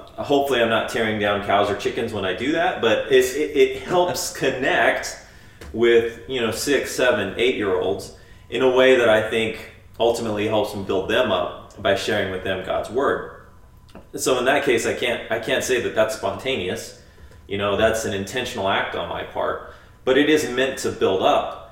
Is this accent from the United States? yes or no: yes; United States; growing up as, as as an American in the you know 20th 21st century